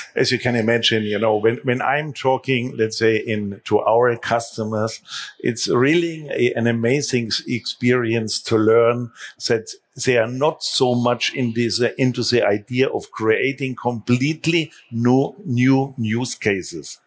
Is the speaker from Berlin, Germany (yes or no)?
no; Munich, Bavaria, Germany; my hometown Munich